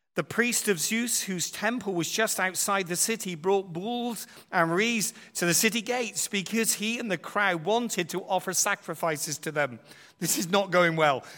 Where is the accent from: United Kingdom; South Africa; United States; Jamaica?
United Kingdom; we're from Britain